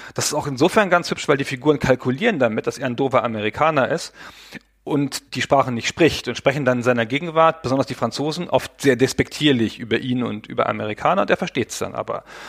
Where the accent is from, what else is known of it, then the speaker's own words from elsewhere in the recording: Germany; als Deutscher